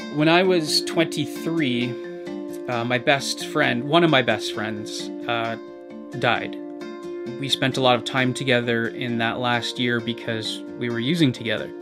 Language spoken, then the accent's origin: English; Hamilton, Ontario, Canada; I grew up in a fairly average middle class home. Uh, I was born in McMaster Hospital